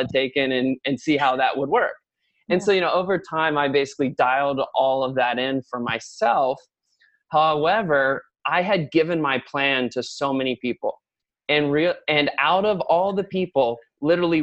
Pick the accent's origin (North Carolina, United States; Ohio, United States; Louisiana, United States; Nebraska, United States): Ohio, United States; New Richmond; we grew up like in a log home subdivision overlooking the river. a little place called New Richmond, which is like just outside of the city